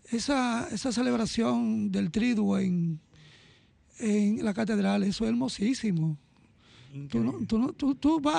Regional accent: Dominican Republic; porque somos la primada de América, somos los primeros del Nuevo Mundo

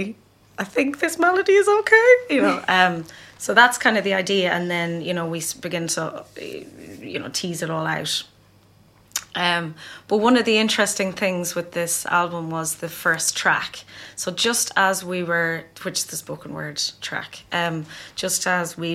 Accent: Ireland; growing up in Ireland as well, in that, like, you know, in the 80s and 90s

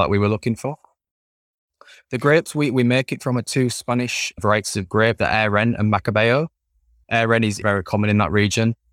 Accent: Leeds, Yorkshire and the Humber, United Kingdom; accent: Yorkshire; Born and bred in Yorkshire, raised in, in a city called Leeds

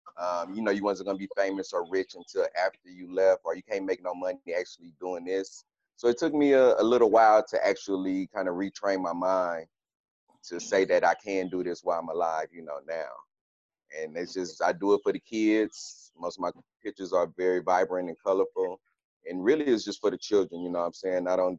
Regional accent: Los Angeles, California, United States; I was born in Los Angeles.

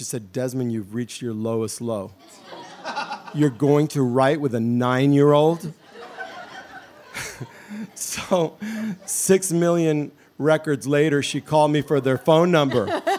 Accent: Miami, Florida, United States; I grew up in Miami. My mother was a Cuban immigrant. I grew up poor in the same projects where they filmed the movie Moonlight.

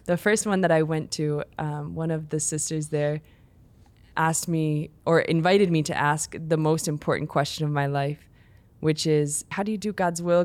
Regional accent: Chicago, Illinois, United States; I grew up in the Chicago area, in the suburbs there

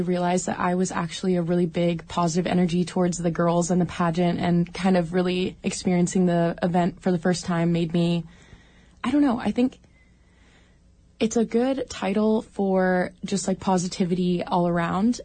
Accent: Juneau, Alaska, United States; I was born and raised in Juneau and haven't left ever.

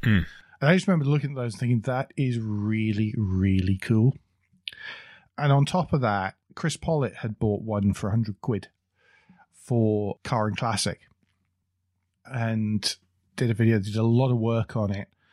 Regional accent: United Kingdom; we're both British

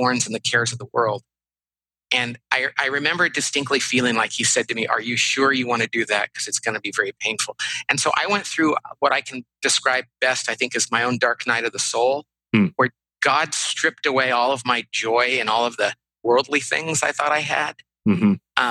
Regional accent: Bakersfield, California, United States; moved away; I grew up in Central California in a town called Bakersfield

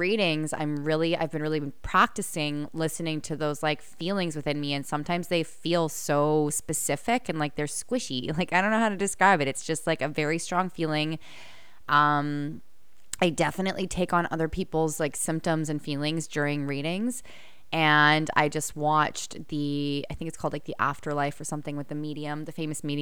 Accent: Canada; accent: Canadian; I just feel like I wanted to accentuate my Canadian accent

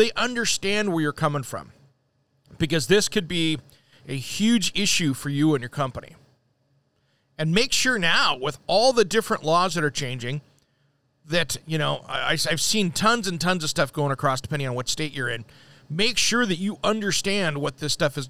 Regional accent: Oregon, United States; here in my hometown in Oregon

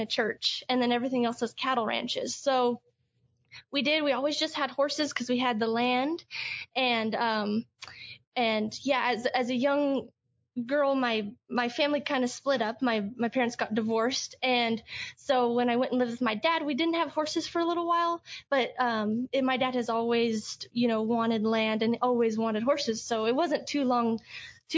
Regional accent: Hanover, Colorado, United States; growing up in Hanover, my graduating class was only 14 kids.

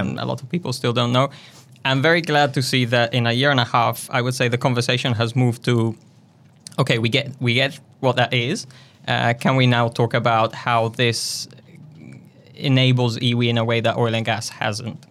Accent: northern Italy, Italy; moved away as an adult; also born or lived in London, United Kingdom; now in Wellington, New Zealand; I was, uh, born and raised in Italy, in a tiny town in the north

